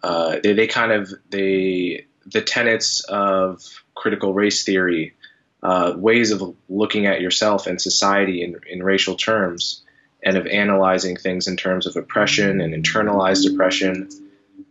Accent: New Jersey, United States; I grew up in New Jersey. I grew up in a mixed suburb, maybe 30% black, 60% white, good, fairly integrated

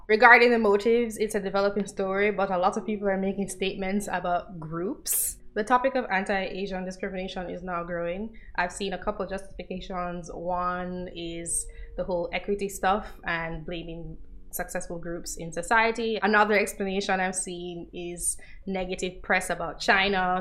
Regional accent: Jamaica; I'm from Jamaica

